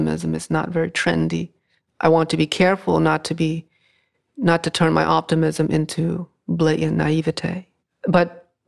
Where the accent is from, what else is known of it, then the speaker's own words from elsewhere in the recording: New England, United States; growing up in New England